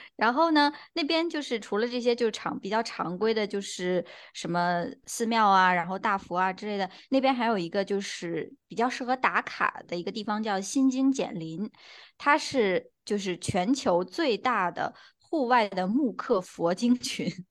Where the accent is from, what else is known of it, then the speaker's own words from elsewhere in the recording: Anhui, China; 我们安徽黄山